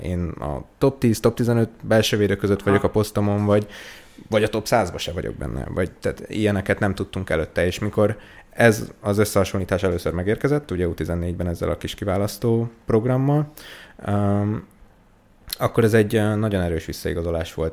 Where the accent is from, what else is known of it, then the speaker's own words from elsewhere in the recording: Diósd, Pest, Hungary; also born or lived in Budapest / Veresegyház; én uh, Budapesten születtem itt a 13. kerületben, de a uh-huh. Mhm. már még mielőtt én emlékeznék rá, Veresegyházra költöztünk, aztán utána Diósdra